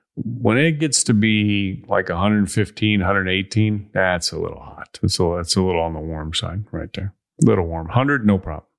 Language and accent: English; Chicago, Illinois, United States; I am from Chicago